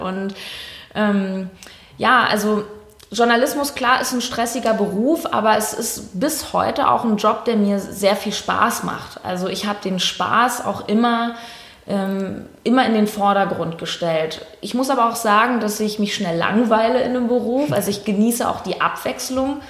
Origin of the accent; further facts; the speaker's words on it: Berlin, Germany; ich äh, lebe in Berlin, bin auch Berlinerin